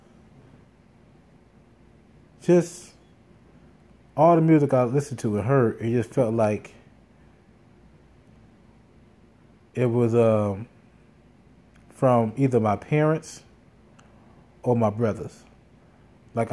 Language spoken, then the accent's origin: English; Gary, Indiana, United States; I grew up in Gary, Indiana